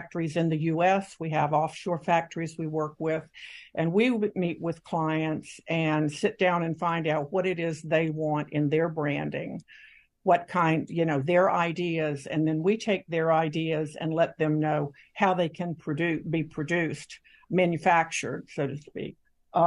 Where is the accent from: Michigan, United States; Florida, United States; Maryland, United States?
Florida, United States; Orlando; also born or lived in New York; I was born and raised in Orlando. I've lived here my whole life